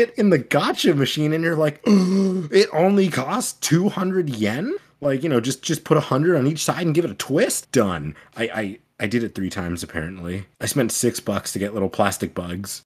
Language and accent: English; United States; I'm an American.